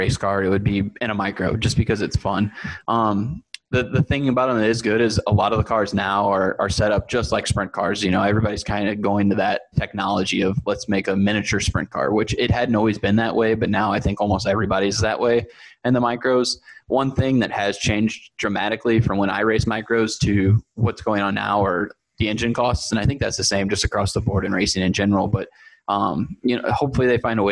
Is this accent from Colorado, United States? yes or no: no; St. Louis, Missouri, United States; also born or lived in Sunset Hills, Missouri; So I'm from St. Louis, Missouri, always hailed from Sunset Hills, Missouri